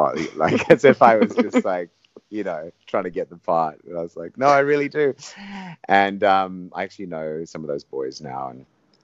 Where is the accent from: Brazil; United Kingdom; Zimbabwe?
Zimbabwe; When I grew up in Zimbabwe on a tobacco farm.